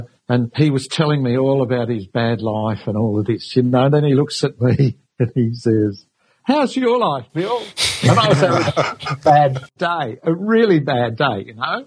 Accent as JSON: {"language": "English", "town": "Sydney", "region": "New South Wales", "country": "Australia", "tie": "born or raised there", "also_born_or_lived": "England"}